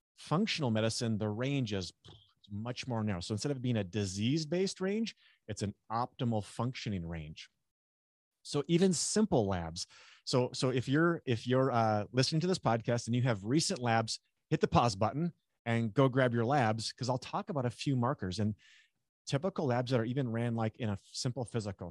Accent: North Dakota, United States; I grew up in North Dakota

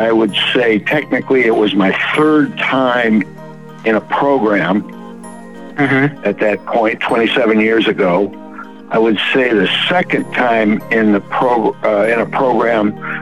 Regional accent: Detroit, Michigan, United States; also born or lived in New Mexico; now in Durham, United States; I live in Durham, North Carolina. I grew up originally in Detroit

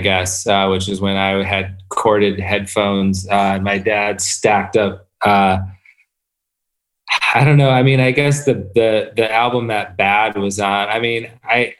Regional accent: Flint, Michigan, United States; moved away; also born or lived in Detroit; I grew up outside of Flint

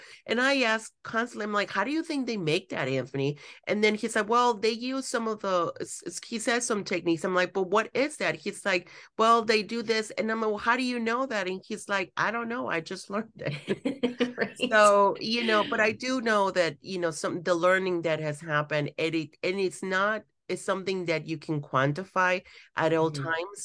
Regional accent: Mexico; moved away; I grew up in Mexico

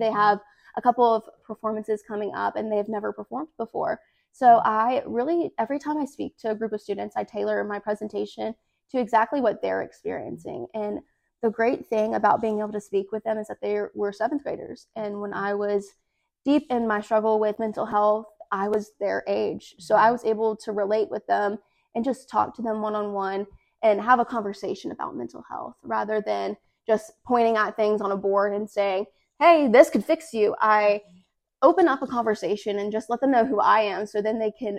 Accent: Hernando, Mississippi, United States; also born or lived in Lafayette County, Mississippi; I'm from Hernando, Mississippi originally, and I'm the current Miss Lafayette County

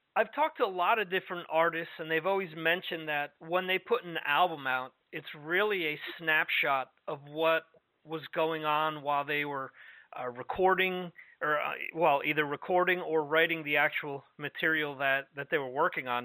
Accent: New York metropolitan area, United States; moved away; I spent 30 years of my life growing up in the New York metropolitan area.

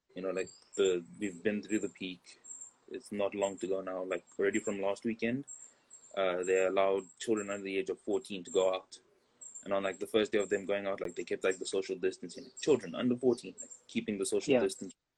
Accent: South Africa; moved away as an adult; also born or lived in Bulawayo, Zimbabwe / Botswana / Pretoria, South Africa; now in Barcelona, Spain; we moved to South Africa. Some years in South Africa, like nine years, some other places. But South Africa was where I went through like the last of primary school and most of mm. high hmm. school

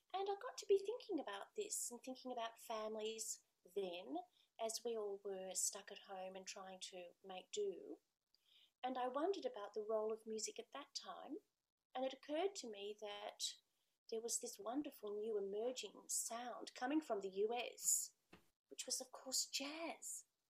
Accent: New South Wales, Australia

